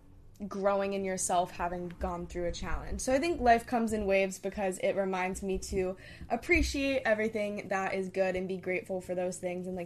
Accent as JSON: {"language": "English", "region": "New Hampshire", "country": "United States", "tie": "born or raised there", "also_born_or_lived": "Hong Kong", "said": "we grew up in New Hampshire, then we moved to Hong Kong for 4 years, then we moved back to New Hampshire"}